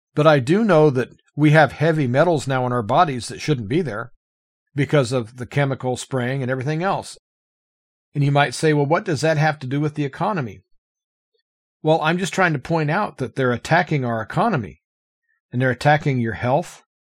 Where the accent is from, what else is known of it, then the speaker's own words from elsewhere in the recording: United States; As an American